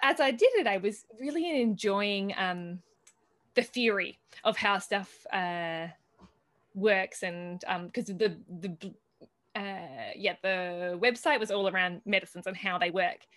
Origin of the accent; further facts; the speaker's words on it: Australia; moved away as an adult; now in Italy; coming from Australia, where, at least where I grew up in Australia, it's very dry and barren